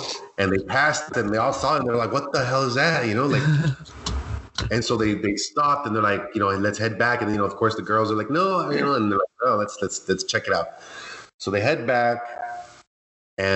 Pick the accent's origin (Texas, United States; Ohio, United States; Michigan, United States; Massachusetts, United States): Texas, United States; Alamo; my hometown of Alamo, Texas